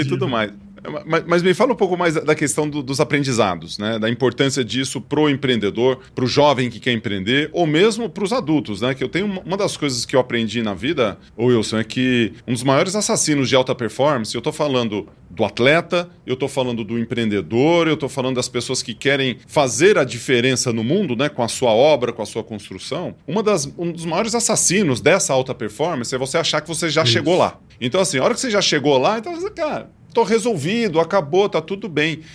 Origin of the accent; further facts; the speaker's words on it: Ituverava, São Paulo, Brazil; eu sou de Tuverava